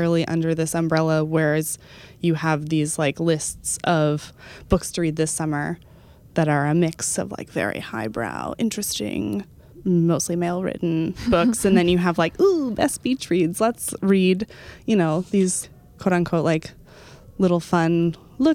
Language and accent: English; Dallas, Texas, United States; born or raised there; moved away